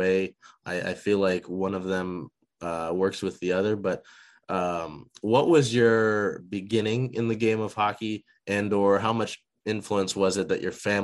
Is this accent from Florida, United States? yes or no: no; Seattle, Washington, United States; I'm from Seattle, so if I'm saying it sounds a little bit different to me